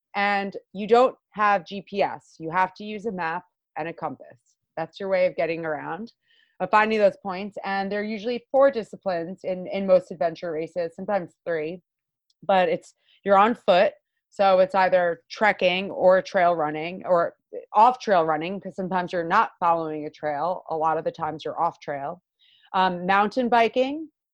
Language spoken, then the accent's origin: English; Long Island, New York, United States; I am born and raised uh, Long Island, yeah. York gal.